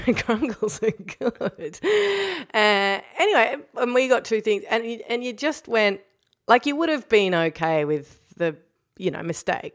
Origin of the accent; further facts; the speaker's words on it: New Zealand; now in Melbourne, Australia; I'm a Kiwi now. I'm always a try-hard Kiwi who's pretending to be a Kiwi the rest of the time.